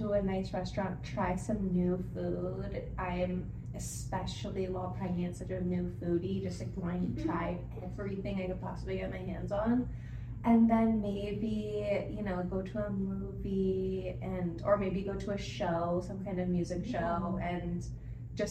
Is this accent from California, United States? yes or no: yes; San Diego, California, United States; moved away as an adult; now in Merced, United States; I'm from San Diego, big city, big soul, just larger than life